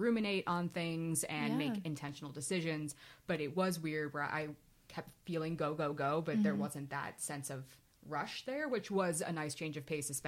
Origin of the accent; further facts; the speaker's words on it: Warminster, Pennsylvania, United States; moved away as an adult; also born or lived in Albany, New York; I'm from the Warminster, Southampton area originally.